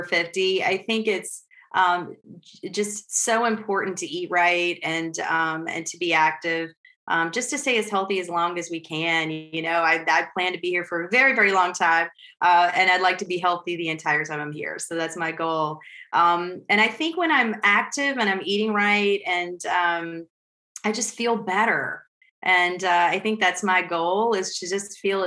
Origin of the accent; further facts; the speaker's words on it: Western Kentucky, United States; now in Richmond, United States; I grew up in Western Kentucky, so I'm a transplant here